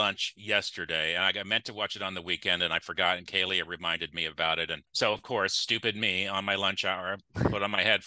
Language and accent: English; Clovis, United States; I grew up in Clovis, which is not what it is now